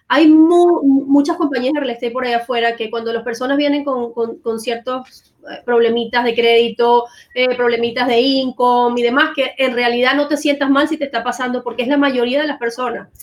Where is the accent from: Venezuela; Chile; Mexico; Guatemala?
Venezuela; moved away as an adult; now in United States; Yo particularmente vengo de Venezuela, tengo ya 20 años viviendo aquí en Estados Unidos